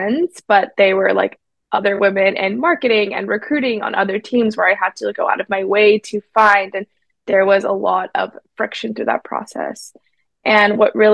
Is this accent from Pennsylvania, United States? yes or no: no; Silicon Valley, California, United States; I grew up in Silicon Valley